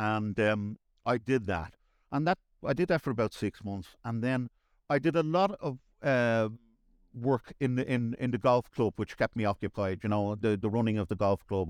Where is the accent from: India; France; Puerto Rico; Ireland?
Ireland; Dublin, Leinster; accent: Dublin; I grew up in Raffarnham